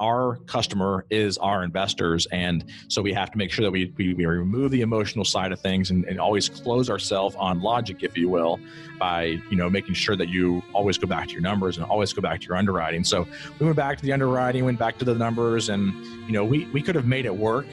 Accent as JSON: {"language": "English", "town": "Greenville", "region": "South Carolina", "country": "United States", "tie": "born or raised there", "moved": "as an adult", "lives_now": "Columbia, United States", "said": "I'm from Greenville, South Carolina. I drove by this particular property, you know, for the 27 years that I was there"}